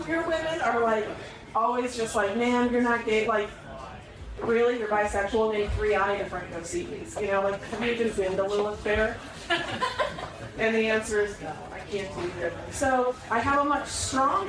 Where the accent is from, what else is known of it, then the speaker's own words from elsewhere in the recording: Indiana, United States; moved away; also born or lived in Minnesota; I was born in Minnesota, and then I grew up in Indiana